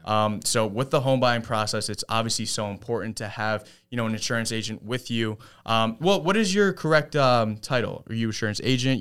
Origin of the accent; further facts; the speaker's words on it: Jericho, New York, United States; I'm from Jericho